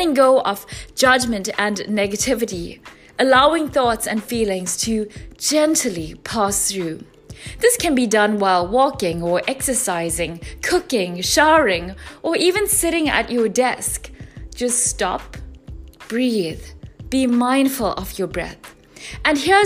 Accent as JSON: {"language": "English", "country": "South Africa", "said": "my home country, South Africa"}